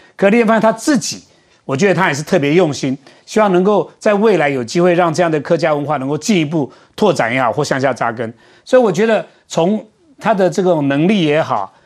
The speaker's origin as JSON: {"language": "Chinese", "town": "Tongxiao", "region": "Miaoli County", "country": "Taiwan", "tie": "born or raised there", "said": "马家庄在我故乡啊，通宵"}